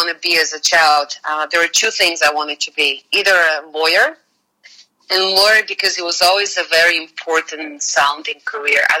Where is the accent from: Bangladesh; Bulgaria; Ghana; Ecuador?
Bulgaria; English is a second language; moved away as an adult; now in United States; the moment I left Bulgaria